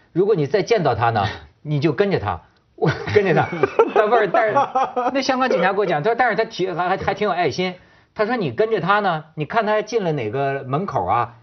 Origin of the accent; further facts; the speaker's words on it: China; 那我就是大陆人嘛